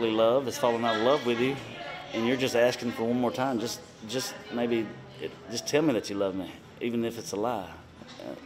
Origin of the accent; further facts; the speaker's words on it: Alabama, United States; moved away; where I grew up back in Alabama